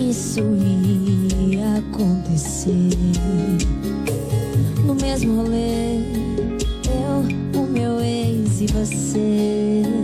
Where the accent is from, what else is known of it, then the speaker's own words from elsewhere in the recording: Nazaré, Bahia, Brazil; moved away; Poder voltar na minha terra natal